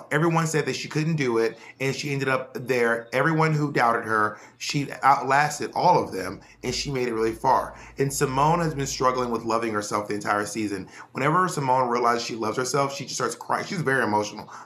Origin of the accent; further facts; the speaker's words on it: Scotland, United Kingdom; and I'm also Scottish.